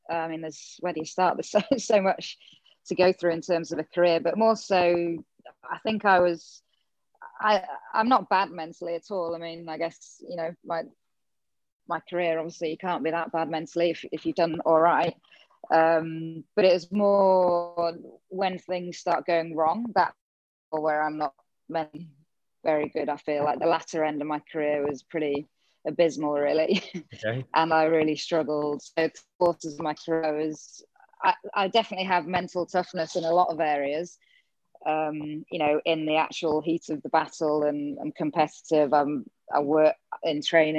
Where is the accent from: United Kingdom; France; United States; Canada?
United Kingdom; England; moved away as an adult; now in Gold Coast, Australia; myself growing up in England.